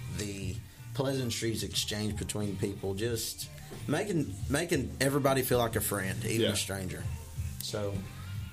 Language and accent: English; Tyler, Texas, United States; I grew up over there in Tyler